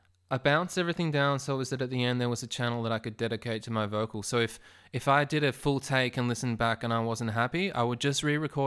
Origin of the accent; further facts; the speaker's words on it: Melbourne, Victoria, Australia; that's not because I'm a snob from Melbourne